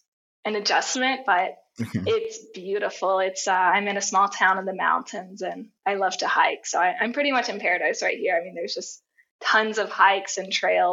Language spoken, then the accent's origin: English; the South, United States; like the United States growing up in the South, not the best place to be queer, not the most accepting.